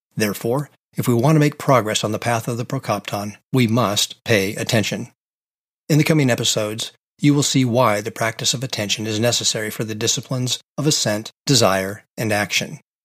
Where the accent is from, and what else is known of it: Pacific Northwest, United States; born or raised there